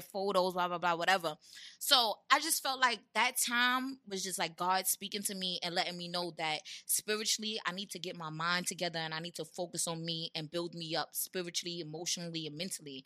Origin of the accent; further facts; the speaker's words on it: New York City, New York, United States; That's where I'm from. I'm from Brownsville